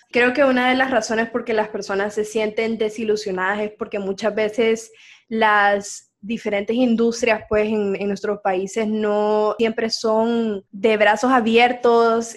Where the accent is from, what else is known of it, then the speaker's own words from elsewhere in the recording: San Pedro Sula, Cortés, Honduras; moved away as an adult; now in Boston, United States; yo nací aquí en Honduras, en San Pedro Sula